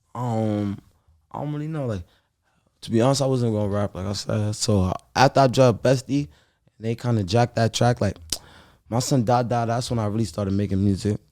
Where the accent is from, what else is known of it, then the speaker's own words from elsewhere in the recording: New York City, New York, United States; I'm from Sugar Hill, Harlem